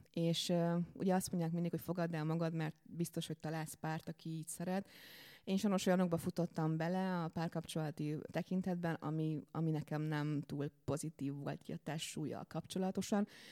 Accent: Békéscsaba, Békés, Hungary; moved away as an adult; now in Budapest, Hungary; Én nagyon szerető családban nőttem fel vidéken, Békés Csabáról érkeztem a fővárosba a diplomázás után

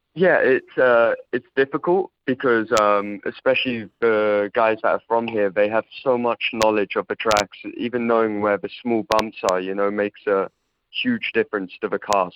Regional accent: England, United Kingdom; also born or lived in Poland; I had a lot of my growing up in England

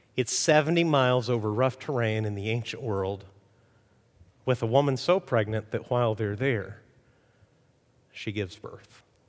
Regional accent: Mexico; moved away; I grew up in Mexico

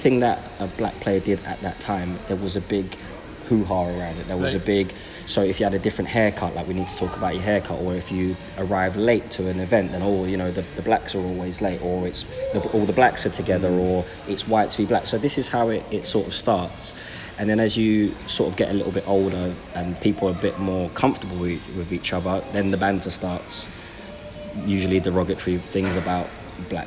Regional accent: London, United Kingdom; I grew up in Brixton and Tooting

